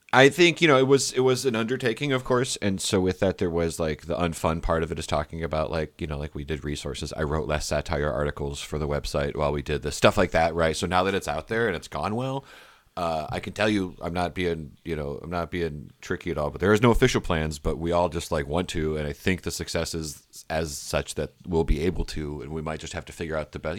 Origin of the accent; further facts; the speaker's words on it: Michigan, United States; growing up in Michigan, doing stand up in the Midwest